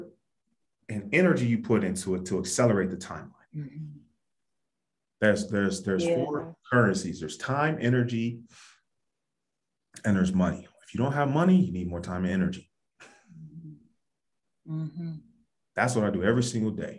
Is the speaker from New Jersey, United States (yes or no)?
no; Ohio, United States; I grew up in Ohio.